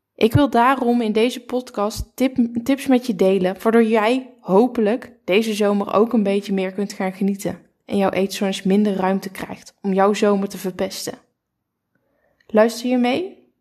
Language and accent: Dutch; Curaçao; Ik ben geboren in Curaçao